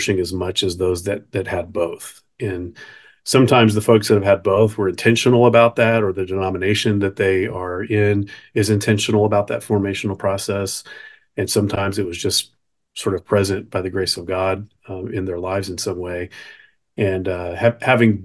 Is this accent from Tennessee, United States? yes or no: yes; Nashville, Tennessee, United States; I grew up in Nashville most of my formative years